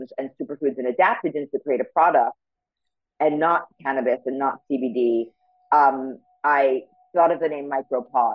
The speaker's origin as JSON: {"language": "English", "region": "New York", "country": "United States", "tie": "born or raised there", "moved": "as an adult", "lives_now": "Los Angeles, United States", "said": "I'm born and bred in New York. So I'm a New Yorker"}